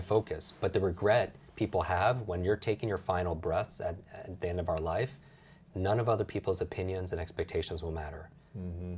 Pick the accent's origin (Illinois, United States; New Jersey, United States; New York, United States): New York, United States; Westchester; I grew up outside New York City yeah. in, in Westchester, New York